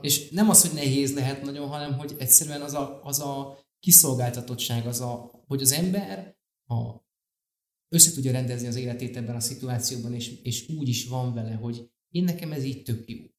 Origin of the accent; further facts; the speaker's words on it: Budapest, Hungary; én a nyolc kerben nőttem föl